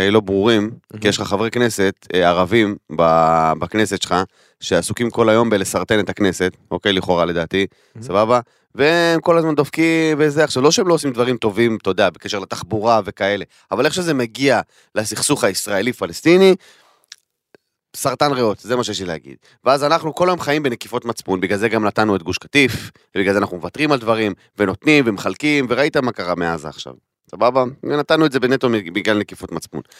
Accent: Kiryat Arba, Hebron Governorate, Palestine; אני גדלתי בקריית ארבע, אחי, אני גדלתי בחברון

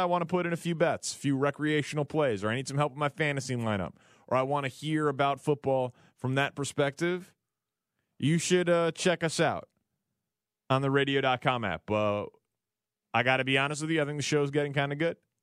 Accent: Chicago, Illinois, United States; also born or lived in Kansas City; I'm from Chicago

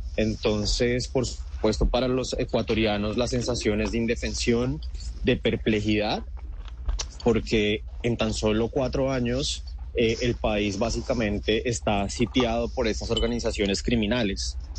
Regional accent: Colombia; now in Ecuador; estar acá en Ecuador como colombiano

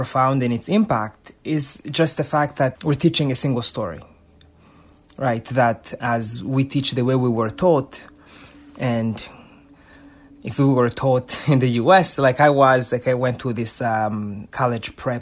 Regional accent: Rwanda; now in United States; the country that I had just moved to, the U.S. You know, I was born in Rwanda

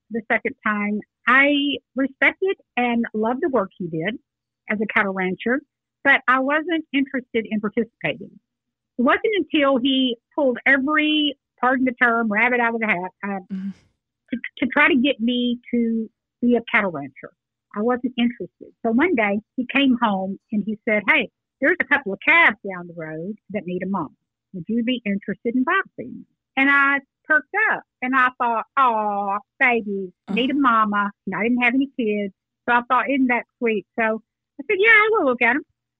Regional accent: Texas, United States; I grew up in Texas

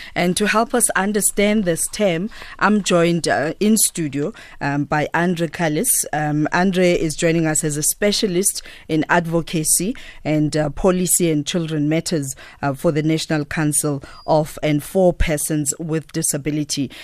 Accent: South Africa

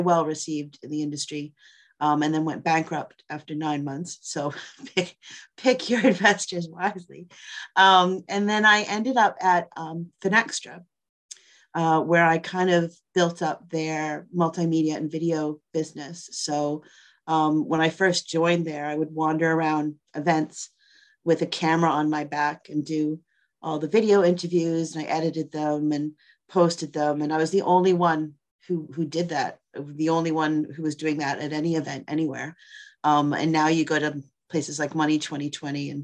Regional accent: Boston, Massachusetts, United States; moved away as an adult; also born or lived in New York; I grew up in Boston. I grew up in the suburb of Boston

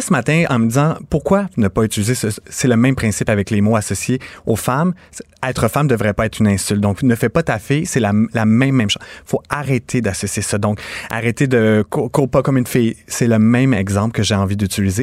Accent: Napierville, Quebec, Canada; je viens de Montérégie, je viens de Napierville, pas très loin de Montréal

